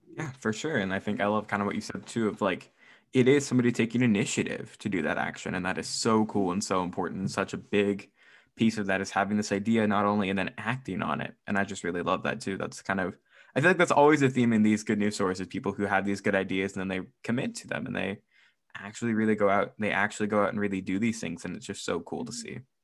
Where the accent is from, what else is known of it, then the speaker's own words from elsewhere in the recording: United States; I'm American